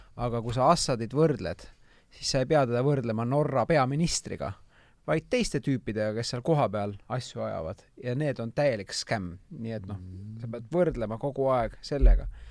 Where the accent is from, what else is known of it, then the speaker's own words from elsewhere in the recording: Tallinn, Harju County, Estonia; mina kasvasin Lasnamäel üles